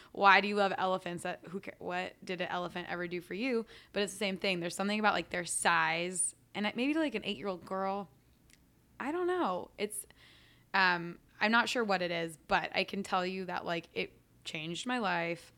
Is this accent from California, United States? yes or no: yes; San Francisco, California, United States; also born or lived in New York City / Bloomfield, New Jersey; I grew up in San Francisco